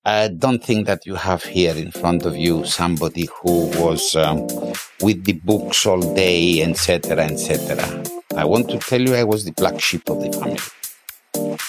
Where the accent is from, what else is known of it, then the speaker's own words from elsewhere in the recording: Limassol, Limassol District, Cyprus; I was born in Lima Sul